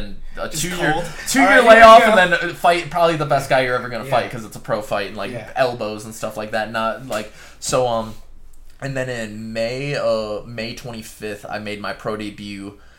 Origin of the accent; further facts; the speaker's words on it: Tacoma, Washington, United States; I'm from Tacoma.